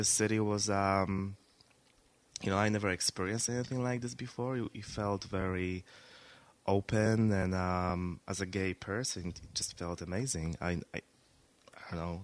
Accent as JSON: {"language": "English", "country": "Poland", "tie": "born or raised there", "moved": "as an adult", "lives_now": "United States", "said": "I was born in Poland, uh-huh. and um, I came to the States in 2008."}